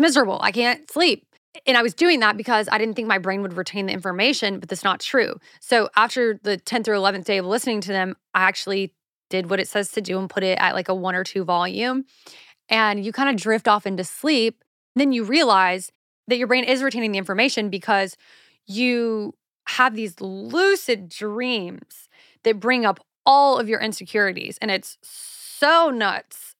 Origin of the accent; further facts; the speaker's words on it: South Carolina, United States; now in Los Angeles, United States; I'm from the South, honey. Like, we don't do scones there